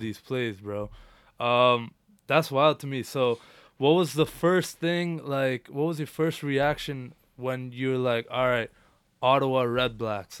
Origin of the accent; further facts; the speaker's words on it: India; now in Canada; I was born in India